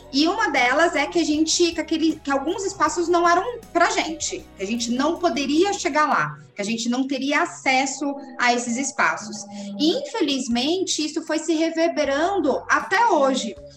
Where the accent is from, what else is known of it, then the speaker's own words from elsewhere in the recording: Brazil; nós, negros brasileiros, nós somos 56% da população brasileira agora